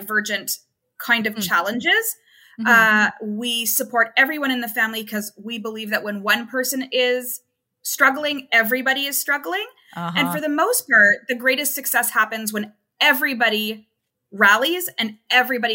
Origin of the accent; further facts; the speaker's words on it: Toronto, Ontario, Canada; now in Hamilton, Canada; I am originally from Toronto. I live in Hamilton now.